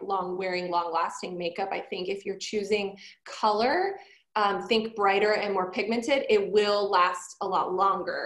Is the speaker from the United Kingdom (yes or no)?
no; Toronto, Ontario, Canada; moved away; also born or lived in Montreal; I'm Canadian, lived it, like born in Toronto, raised, like kind of raised Toronto, Montreal, so I had to learn French.